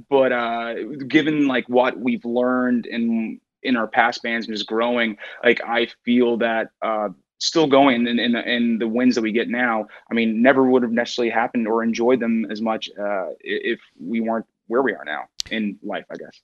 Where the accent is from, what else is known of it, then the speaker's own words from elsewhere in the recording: Newfoundland and Labrador, Canada; I'm originally from Newfoundland